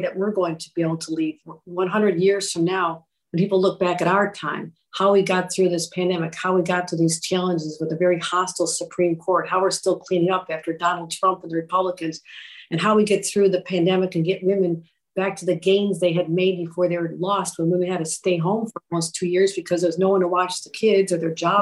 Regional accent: Buffalo, New York, United States; I'm from Buffalo

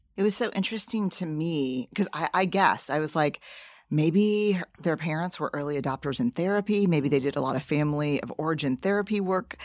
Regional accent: New Orleans, Louisiana, United States; I grew up in New Orleans

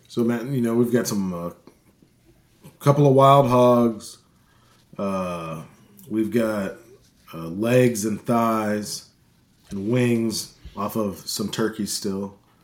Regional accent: St. Louis, Missouri, United States; moved away as an adult; now in Arkansas, United States; I grew up in Saint Louis, and I moved to, uh, the small town in Arkansas to go to this, uh, to go to college

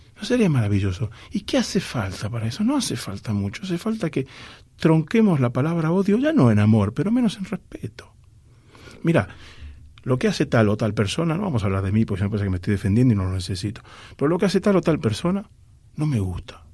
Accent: Argentina; mi misión como argentino es, ser embajador cultural de mi país

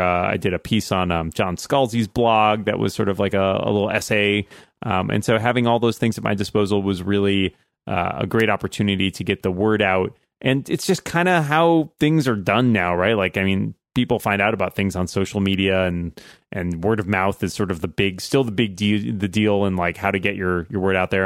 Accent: just outside of Boston, Massachusetts, United States; my hometown, just outside of Boston

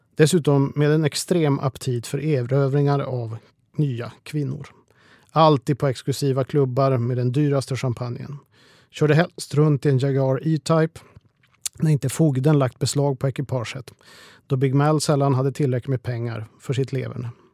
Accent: Sweden; hemma i Sverige

